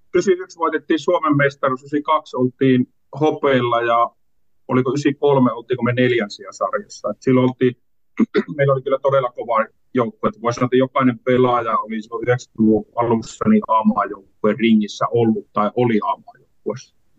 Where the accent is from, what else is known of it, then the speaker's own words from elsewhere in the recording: Kuopio, North Savo, Finland; mä Kuopiosta kotoisin